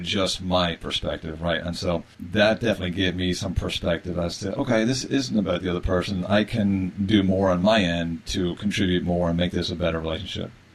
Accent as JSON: {"language": "English", "country": "Ireland", "said": "I'm an Irish male, uh, Irish Catholic male originally"}